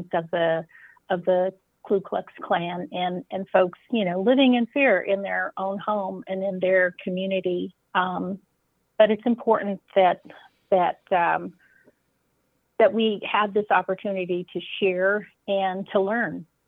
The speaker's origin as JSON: {"language": "English", "town": "Boulder", "region": "Colorado", "country": "United States", "tie": "born or raised there", "said": "I was born in Boulder"}